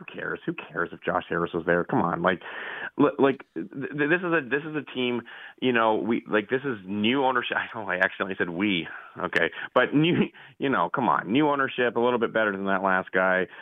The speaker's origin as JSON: {"language": "English", "country": "Canada", "also_born_or_lived": "Nova Scotia", "said": "I'm a Canadian"}